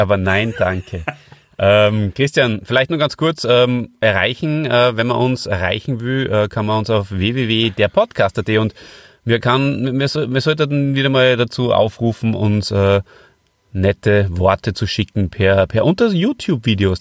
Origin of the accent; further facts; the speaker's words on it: Hof bei Salzburg, Salzburg, Austria; ich komme ja heute aus Hof bei Salzburg und das ist äh, der Ort, an dem ich aufgewachsen bin.